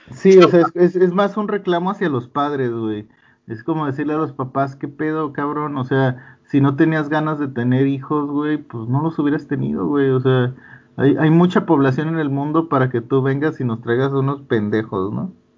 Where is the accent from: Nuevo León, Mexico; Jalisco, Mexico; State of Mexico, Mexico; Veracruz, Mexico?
Nuevo León, Mexico; Monterrey; es de mis paisas, güey. Los regios